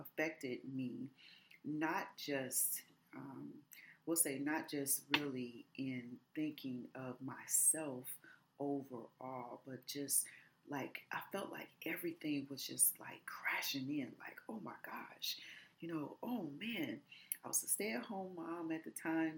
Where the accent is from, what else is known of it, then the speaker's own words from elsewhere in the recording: Detroit, Michigan, United States; also born or lived in Los Angeles; I grew up really from age 8 all the way through adulthood in the city of Detroit